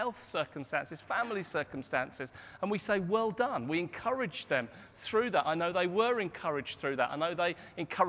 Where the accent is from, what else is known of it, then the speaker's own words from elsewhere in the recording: Hastings, South East England, United Kingdom; My hometown is Hastings, and Anne and I grew up in Hastings